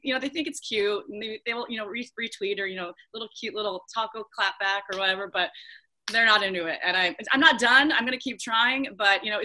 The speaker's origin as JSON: {"language": "English", "town": "Spokane", "region": "Washington", "country": "United States", "tie": "born or raised there", "moved": "yes", "lives_now": "Oregon, United States", "said": "growing up in Spokane, going to high school on division"}